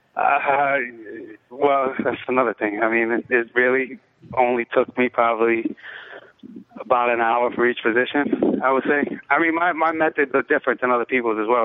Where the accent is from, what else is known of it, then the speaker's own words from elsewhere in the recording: New York City, New York, United States; also born or lived in Bronx / Brooklyn; I grew up in the Lower East Side